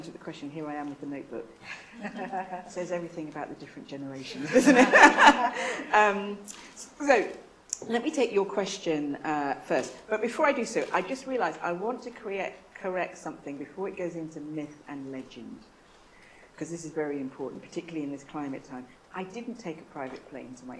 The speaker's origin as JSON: {"language": "English", "region": "London", "country": "United Kingdom", "tie": "born or raised there", "moved": "yes", "said": "my mum was from Trinidad and my dad was from Nigeria, but I was born in London"}